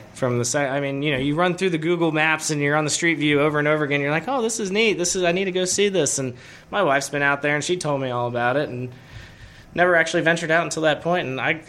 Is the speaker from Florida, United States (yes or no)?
yes; Coral Springs, Florida, United States; No, I'm originally from South Florida. I grew up in Coral Springs, Florida. Went to school at the University of Florida.